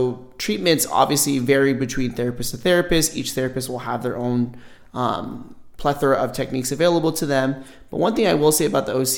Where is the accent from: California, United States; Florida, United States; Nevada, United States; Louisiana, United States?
California, United States; Los Angeles; now in Las Vegas, United States; I'm originally from Los Angeles, California.